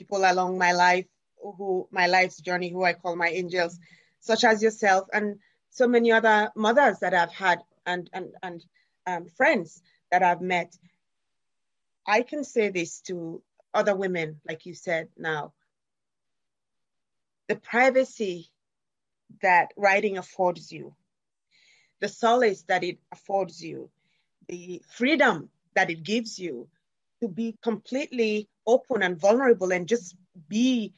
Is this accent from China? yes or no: no; Sierra Leone; now in United States; When I came from Sierra Leone, after having run away from the war and other terrible things that had happened, not just to me, and found myself in America